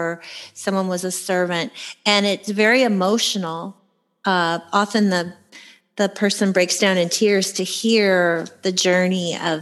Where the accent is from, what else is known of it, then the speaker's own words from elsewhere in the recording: United States; I am American, so I have that connection with the feelings about the war